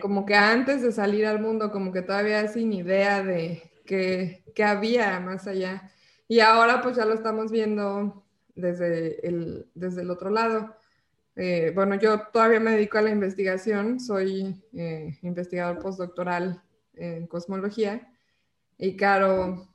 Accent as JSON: {"language": "Spanish", "region": "Mexico City", "country": "Mexico", "said": "yo soy de la Ciudad de México"}